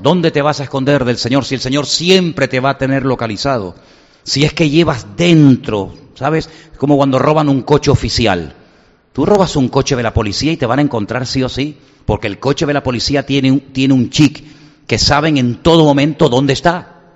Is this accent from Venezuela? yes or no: yes; Venezuela; now in Spain; Enseguida me vinieron los recuerdos de mi infancia, cuando yo vivía en Venezuela